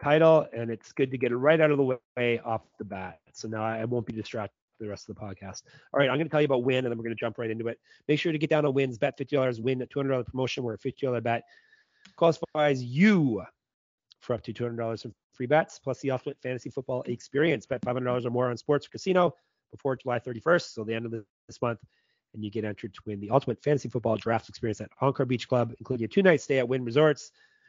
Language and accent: English; Canada; As you can tell, I'm a Canadian. Maybe you can't tell because I'm sick. Maybe I don't sound as Canadian because my voice isn't quite what it usually is.